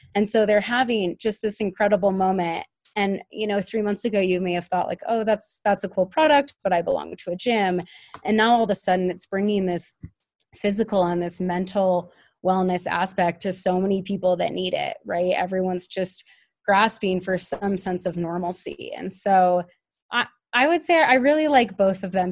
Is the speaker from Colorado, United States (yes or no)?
yes; Denver, Colorado, United States; moved away as an adult; also born or lived in Oregon / Cambodia; I'm from Denver originally